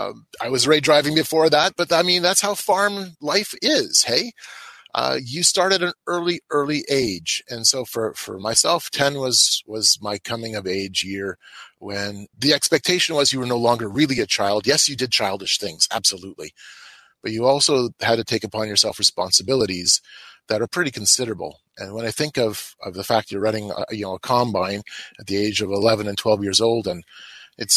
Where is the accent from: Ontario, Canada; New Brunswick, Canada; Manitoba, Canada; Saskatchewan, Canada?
Manitoba, Canada; I'm from the Canadian prairies of Manitoba. I grew up on a grain farm. I still live in the same region.